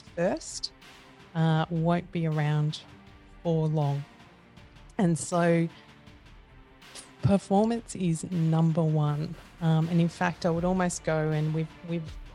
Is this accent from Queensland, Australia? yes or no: no; mid-north coast of New South Wales, Australia; also born or lived in Mildura, Victoria; I was only there for a couple of years, and then we moved up to the mid-north coast of New South Wales, a small town called Yeronga.